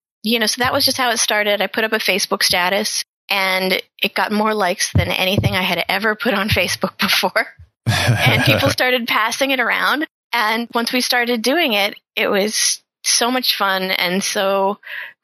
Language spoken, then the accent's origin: English; Pittsburgh, Pennsylvania, United States; moved away as an adult; also born or lived in New York; now in Philadelphia, United States; I'm originally from Pittsburgh. I'm a freelance writer and editor. So, you know, I grew up in a working class suburb